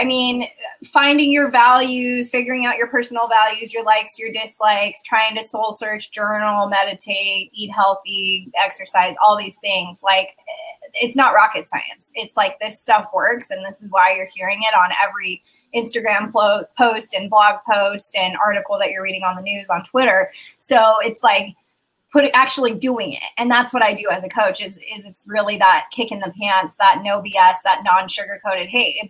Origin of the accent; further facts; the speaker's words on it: Turkey; now in United States; Yeah, so I'm a first generation immigrant. I come from Turkey. I have dual citizenship in Turkey. My whole family lives there.